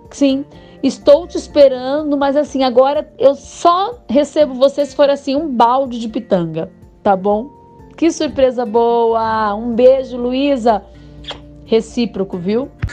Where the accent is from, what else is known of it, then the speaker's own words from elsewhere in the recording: Osasco, São Paulo, Brazil; nas lembranças da minha infância em Osasco